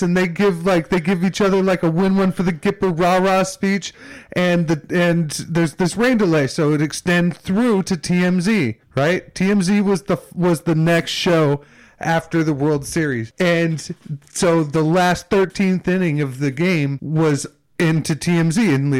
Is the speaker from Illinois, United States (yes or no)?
yes; Chicago, Illinois, United States; now in Los Angeles, United States; I grew up in Chicago